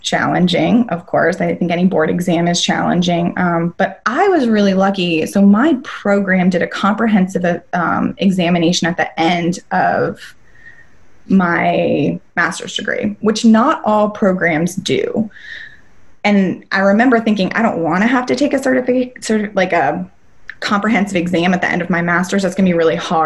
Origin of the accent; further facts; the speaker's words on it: North Carolina, United States; moved away as an adult; also born or lived in Denver; I was born and raised in North Carolina, so packed up all my bags and got a U-Haul and drove across the country to Denver